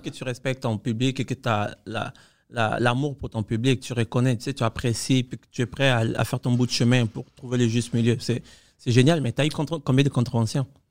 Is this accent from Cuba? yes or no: yes; Cuba; also born or lived in Quebec; now in Canada; moi, j'ai grandi à Cuba